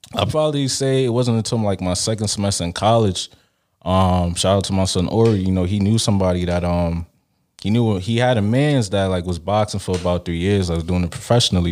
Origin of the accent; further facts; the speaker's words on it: Brooklyn, New York, United States; also born or lived in Nigeria / Canada; Nigerian born, Brooklyn raised